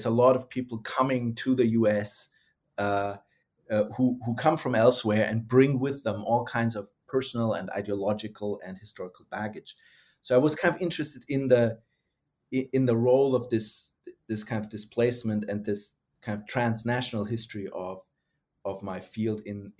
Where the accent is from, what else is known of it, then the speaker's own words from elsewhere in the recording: Germany; English is a second language; moved away as an adult; also born or lived in United States; now in Australia; the perspective of somebody who is, you know, was born and raised in Germany, got interested in Russia and then the Soviet Union, and then was trained in the United States and ended up in Australia.